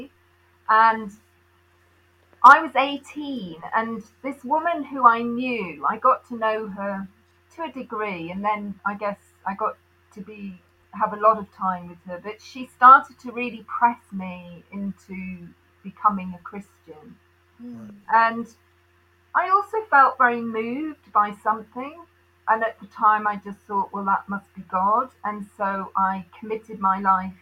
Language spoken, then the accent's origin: English; South East England, United Kingdom; moved away as an adult; also born or lived in Uganda / Derby; I was born in Uganda, and my family were all in the south of England, south of London.